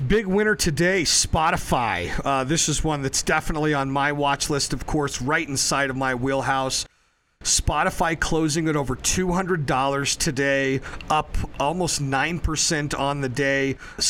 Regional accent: Denver, Colorado, United States; also born or lived in Berlin; I was born in Berlin, actually, because my dad was stationed there. But I'm from a Colorado family, a family of, you know, North Denver Italians.

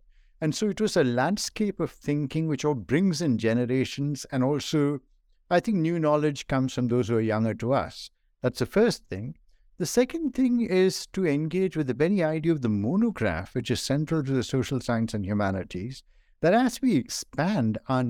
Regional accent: northern India, India; also born or lived in Kerala; I was born in India in the state of Kerala, which some of you may know is on the southwestern coast of India. So the ocean was beside my head even as I was born. But I went to school and university largely in northern India.

